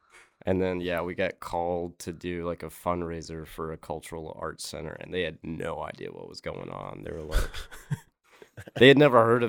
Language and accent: English; Alabama, United States; I grew up in Alabama.